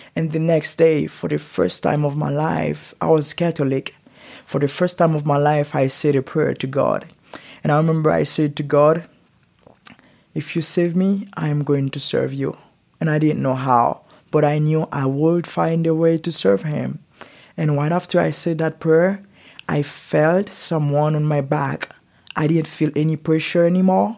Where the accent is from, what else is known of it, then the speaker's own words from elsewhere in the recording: Port-au-Prince, Ouest, Haiti; English is a second language; now in Utah, United States; I raised in Haiti and born in Haiti